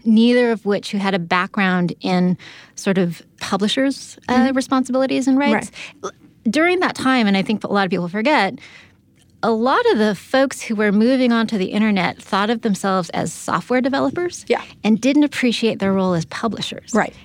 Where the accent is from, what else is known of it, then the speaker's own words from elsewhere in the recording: San Diego, California, United States; I'm from San Diego